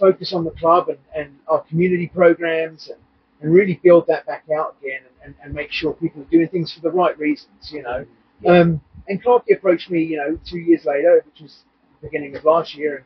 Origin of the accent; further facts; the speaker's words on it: England, United Kingdom; My family's Irish and I grew up in England